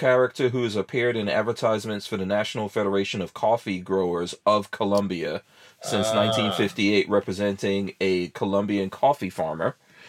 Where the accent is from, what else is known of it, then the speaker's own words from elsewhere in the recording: Guyana; also born or lived in New Jersey; now in Florida, United States; I was born in Guyana in South America